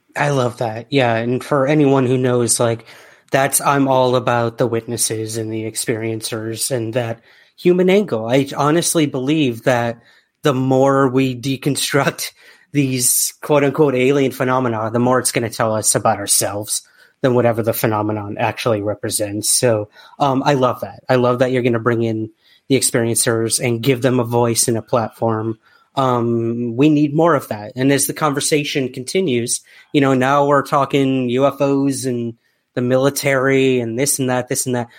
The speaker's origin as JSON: {"language": "English", "country": "United States", "moved": "yes", "lives_now": "United Kingdom", "said": "as a American"}